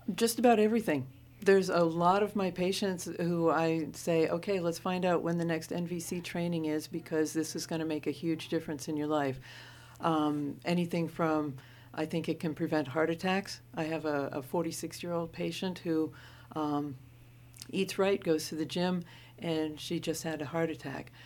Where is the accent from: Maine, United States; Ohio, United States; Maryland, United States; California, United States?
Maine, United States; also born or lived in Portland, Oregon; I was born in Maine. I'm a Mainer.